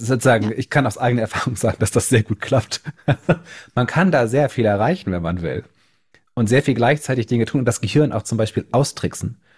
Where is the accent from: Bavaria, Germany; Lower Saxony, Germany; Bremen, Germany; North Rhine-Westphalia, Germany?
Bremen, Germany; now in Berlin, Germany; ich natürlich da als Norddeutscher auch total daher bin. Und das nächste Mal, wenn ich dann auf Heimaturlaub bin in Bremen